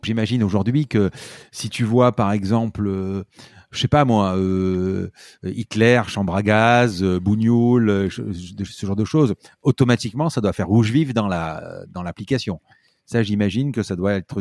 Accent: Marseille, Provence-Alpes-Côte d'Azur, France; on est Marseillais

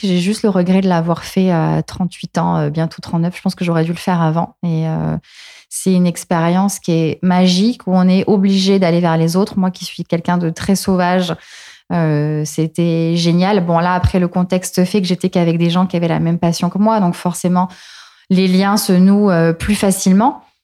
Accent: Marseille, Provence-Alpes-Côte d'Azur, France; moved away as an adult; also born or lived in Paris; rentrer chez moi à Marseille après avoir passé cinq années

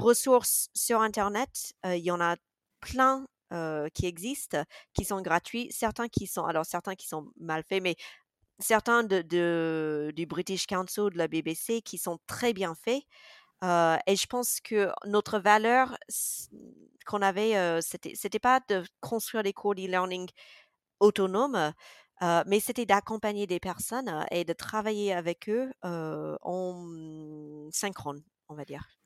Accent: Mississippi, United States; first language English; French is a second language; moved away as an adult; also born or lived in Grenoble, France; now in France; je sois américaine

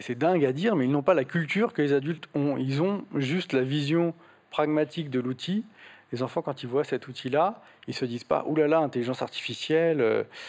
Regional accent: Portugal; moved away; j'ai trouvé une église au, Portugal, là d'où je viens

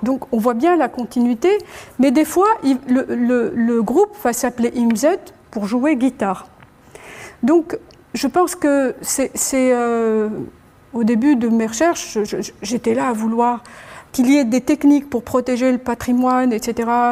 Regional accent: Annaba, Annaba Province, Algeria; je suis d'Anaba

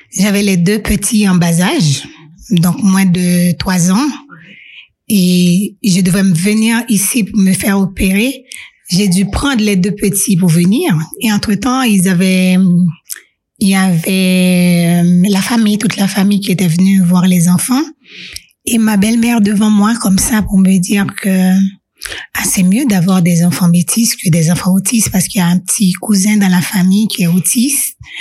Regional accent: Haiti; moved away as an adult; also born or lived in Singapore; now in Switzerland; en tant que jeune en grandissant en Haïti

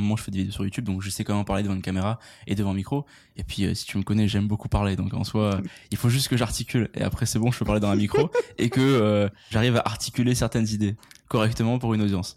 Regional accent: France; now in Montreal, Canada; on est français quand même. Hein. J'habite à Montréal

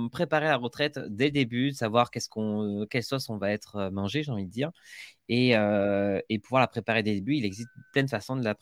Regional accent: Agen, Nouvelle-Aquitaine, France; accent: southern; je suis d'Agen, entre Bordeaux et Toulouse.

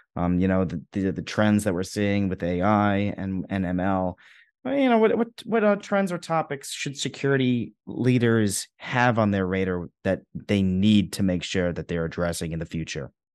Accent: New York City, New York, United States; I'm from New York City

